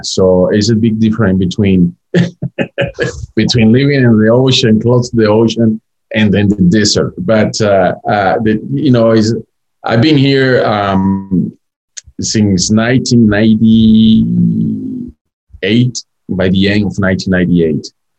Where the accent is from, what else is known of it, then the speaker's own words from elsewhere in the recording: Caracas, Capital District, Venezuela; English is a second language; moved away as an adult; also born or lived in Spain / Barcelona; I was born in Caracas, Venezuela. I was in Venezuela. You know, my family is from there. I'm from Caracas, Venezuela, pretty much.